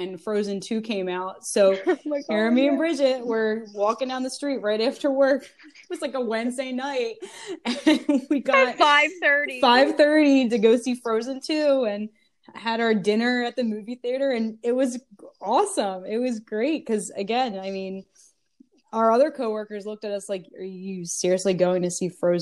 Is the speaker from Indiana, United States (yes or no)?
no; New Jersey, United States; I'm from Jersey myself, so right over the bridge to Philly